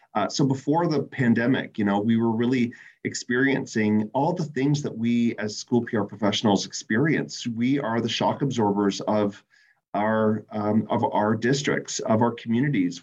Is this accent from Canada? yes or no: yes; Canada; my fellow Canadians